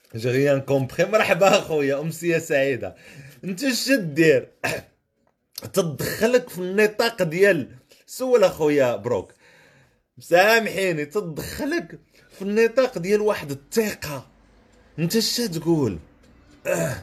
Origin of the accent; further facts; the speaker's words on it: Salé, Rabat-Salé-Kénitra, Morocco; حومتي في سلا حومتي القديمه راس الشجره